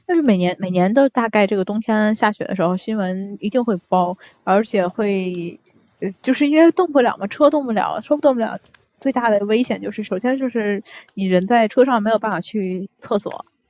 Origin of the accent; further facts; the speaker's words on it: Tianjin, China; now in Japan; 我们天津那边叫那个菜花儿